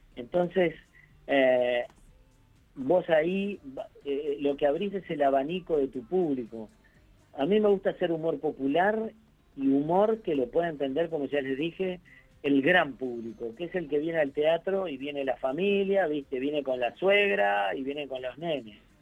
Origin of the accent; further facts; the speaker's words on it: Uruguay; now in Argentina; yo no soy argentino, yo soy uruguayo